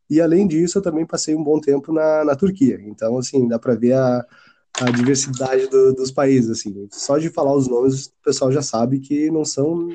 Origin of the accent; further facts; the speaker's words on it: Porto Alegre, Rio Grande do Sul, Brazil; also born or lived in South Korea; sou de Porto Alegre aqui, assim, como o pessoal gaúcho mas até então eu nunca tinha saído nem do, do Rio Grande do Sul, assim, eu cheguei a Torres ali, Xangri-Lá